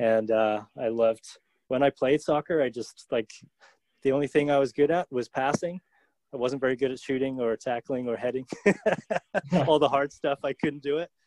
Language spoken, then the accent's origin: English; England, United Kingdom; Dave and I are brothers, and we grew up in England.